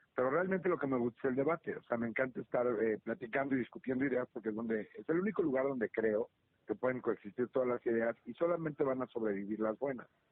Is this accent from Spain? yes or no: no; Mexico; aquí somos los mexicanos